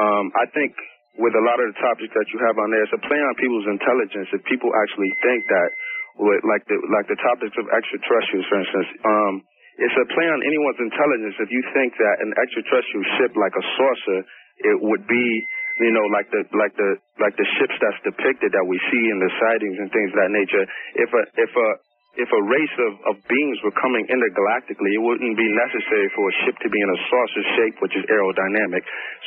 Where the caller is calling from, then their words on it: Macon, Georgia, United States; I am calling from Macon, Georgia.